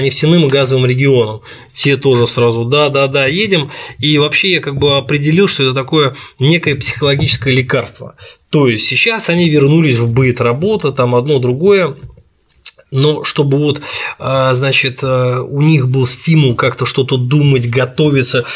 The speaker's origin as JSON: {"language": "Russian", "region": "Saint Petersburg", "country": "Russia", "said": "я из Петербурга"}